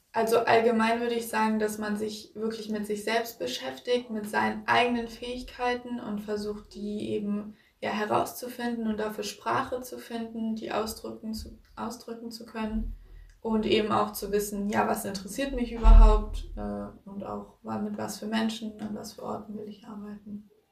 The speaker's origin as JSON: {"language": "German", "town": "Strasbourg", "region": "Grand Est", "country": "France", "said": "Ich bin 17 Jahre alt und ich komme aus Straßburg."}